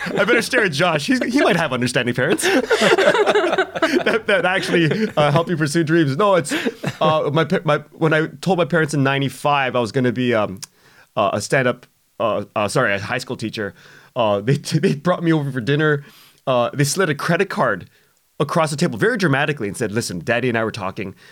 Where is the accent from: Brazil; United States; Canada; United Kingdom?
Canada; we're Canadian